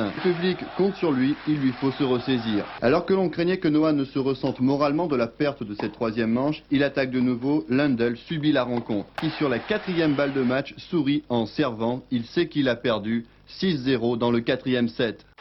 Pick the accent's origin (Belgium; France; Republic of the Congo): France; on est français